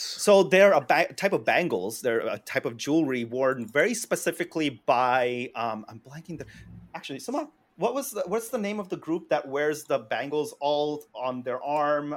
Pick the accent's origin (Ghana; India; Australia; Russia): India; as an Indian